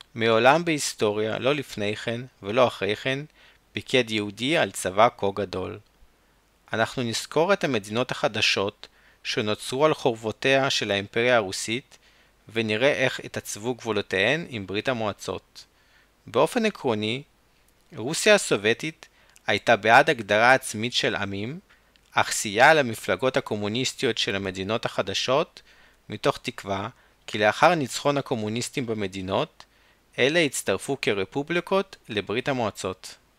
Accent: Chernivtsi, Chernivtsi Oblast, Ukraine; צ'רנוביץ, העיר שבה נולדתי

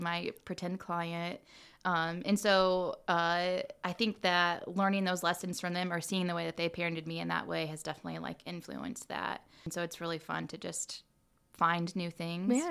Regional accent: Muncie, Indiana, United States; born and raised in All Muncie, right. and so uh, went to Muncie schools and graduated from Muncie Central. Uh, I grew up on the east side of Muncie

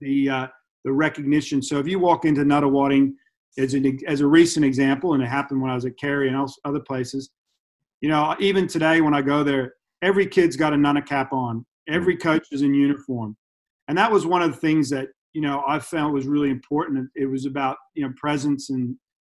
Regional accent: United States; now in Australia; I grew up in the States, so I've got that college experience, high school and dual meets

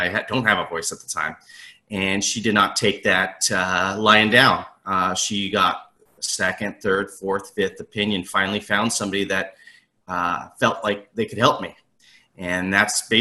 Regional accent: Southern California, United States; I'm from the Southern California area, born and raised

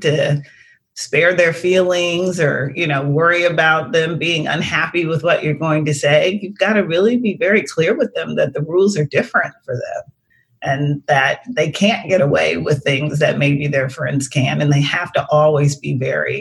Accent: Washington, District of Columbia, United States; moved away as an adult; also born or lived in New York / Portland, Oregon; I grew up in Washington, D.C., actually. But I lived in New York, was living

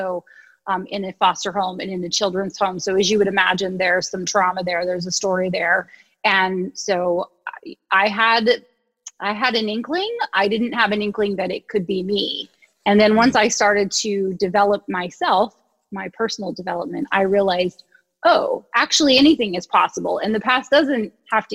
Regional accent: Ohio, United States; moved away as an adult; also born or lived in New York City; And I was from Ohio, where people said good morning when they answered the phone.

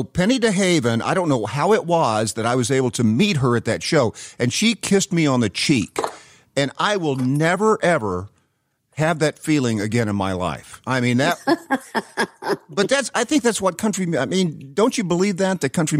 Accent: Knoxville, Tennessee, United States; I grew up in Knoxville, Tennessee.

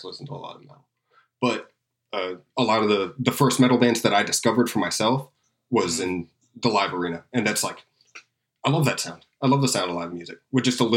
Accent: Tampa, Florida, United States; I grew up in Tampa and there's still a really good metal scene here

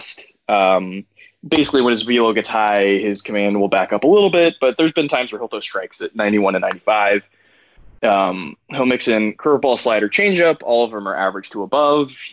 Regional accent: Tampa, Florida, United States; I grew up in Tampa

